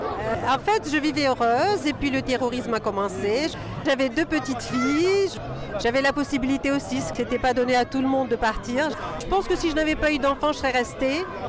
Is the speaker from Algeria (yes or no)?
yes; Algeria; now in France; je suis algérienne